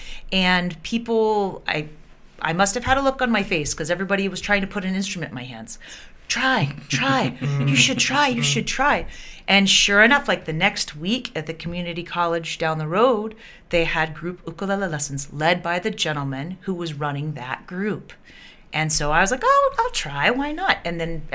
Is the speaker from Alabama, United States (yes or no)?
yes; Birmingham, Alabama, United States; moved away as an adult; also born or lived in North Carolina / San Diego, California; now in Honolulu, United States; I grew up in Birmingham, Alabama